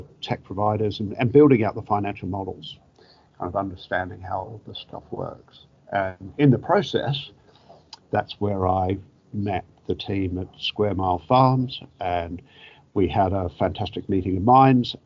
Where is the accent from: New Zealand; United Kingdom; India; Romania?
New Zealand; moved away; my origins as a Kiwi, growing up in God's own country on the other side of the world